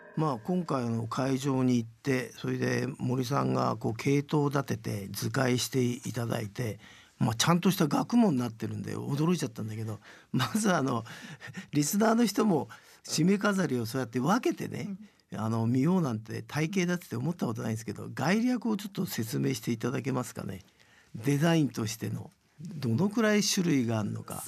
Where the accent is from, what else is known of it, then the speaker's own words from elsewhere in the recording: Tokyo, Japan; 僕は本当に東京生まれだから